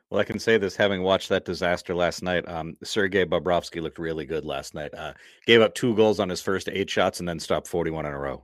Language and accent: English; Massachusetts, United States; I'm from Massachusetts